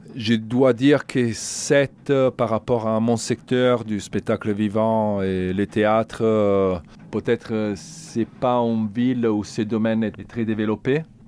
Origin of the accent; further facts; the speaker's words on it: Italy; French is a second language; moved away as an adult; also born or lived in Toulouse; je suis italien